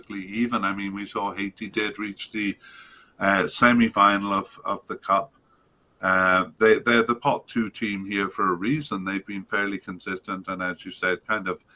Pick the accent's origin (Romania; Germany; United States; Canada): Canada; as a Canadian